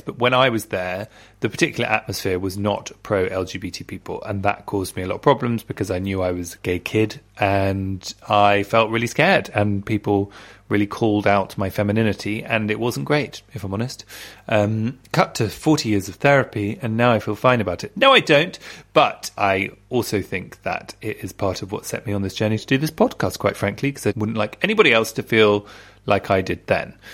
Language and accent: English; London, United Kingdom; I grew up in Southfields, which is next to Wimbledon in London, in Britain